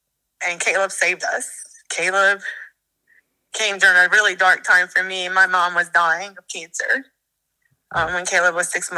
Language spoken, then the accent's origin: English; Ponchatoula, Louisiana, United States; Ponchatoula, Louisiana.